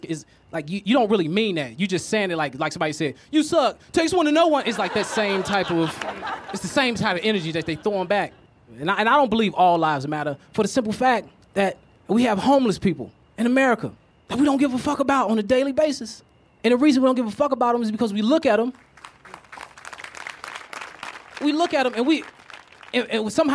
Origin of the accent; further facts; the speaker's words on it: Chicago, Illinois, United States; I'm from Chicago.